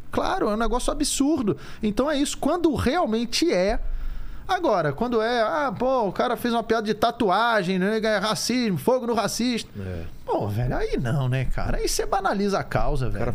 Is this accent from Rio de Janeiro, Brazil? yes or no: yes; Rio de Janeiro, Brazil; Assim, como, como eu cresci no Rio, no Rio de Janeiro tem muito é, negro.